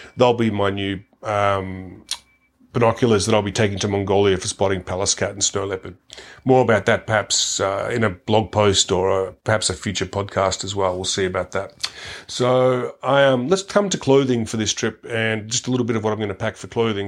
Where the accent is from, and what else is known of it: Australia